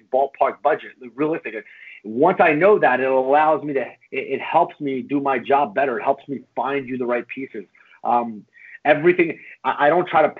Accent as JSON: {"language": "English", "town": "Philadelphia", "region": "Pennsylvania", "country": "United States", "said": "I'm from Northeast Philly"}